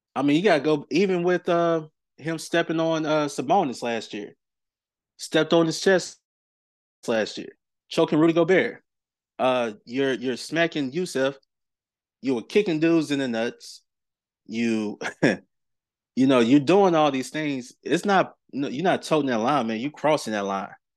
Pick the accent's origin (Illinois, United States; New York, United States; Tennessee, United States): Tennessee, United States; Clarksville; my hometown of Clarksville, Tennessee